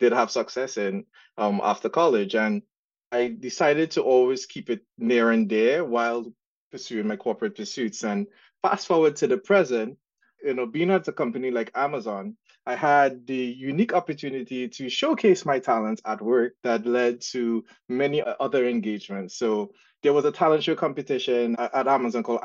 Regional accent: Trinidad & Tobago; accent: Trinidad and Tobago; now in United States; the accent that you guys would hear is from Trinidad and Tobago. So I grew up in Trinidad and migrated to the States when in 2001. But yeah, my accent never left

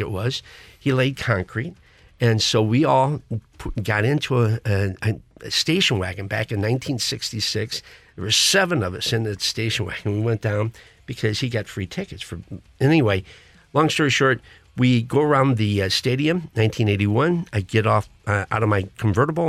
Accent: Krakow, Missouri, United States; I was a little kid growing up in Krakow, Missouri

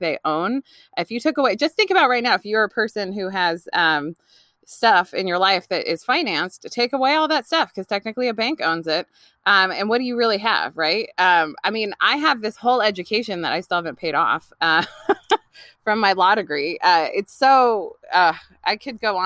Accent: California, United States; also born or lived in New York / New Jersey; now in Olympic Peninsula, Washington, United States; I grew up in California

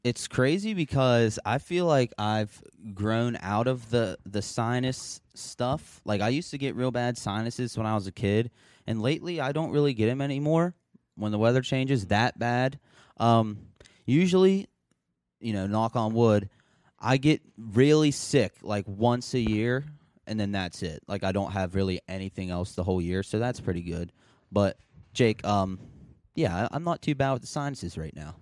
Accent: northernmost part of West Virginia, United States; we are from, like, essentially the northernmost part of the state.

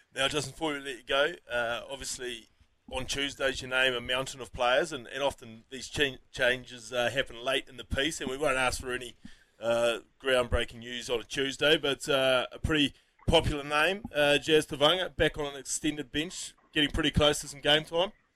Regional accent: New Zealand; as Kiwi sports fans

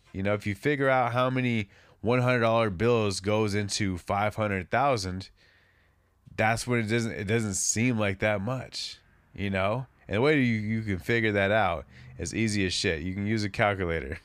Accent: West Coast, United States; I'm from the West Coast

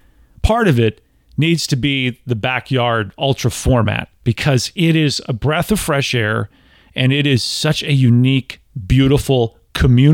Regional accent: Tennessee, United States; I'm from Tennessee. Like, you know, I've got distilleries in my backyard

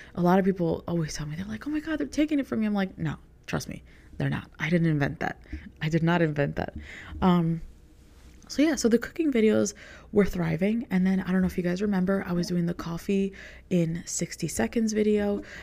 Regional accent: New York, United States; I grew up in New York

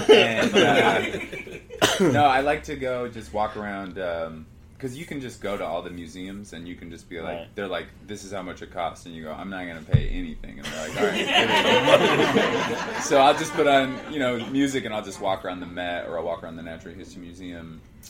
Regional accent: Seattle, Washington, United States; And fish is, I'm from Seattle.

